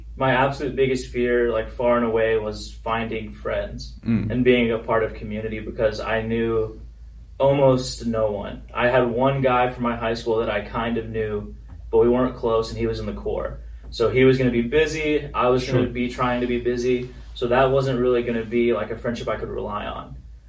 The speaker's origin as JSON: {"language": "English", "town": "Alexandria", "region": "Virginia", "country": "United States", "tie": "born or raised there", "also_born_or_lived": "Belton, Texas", "said": "Well, I was born in Texas, in Belton, Texas, by Waco. But after some various opportunities and career changes, my dad finally graduated law school, and we moved to Alexandria, Virginia, because his firm is in D.C."}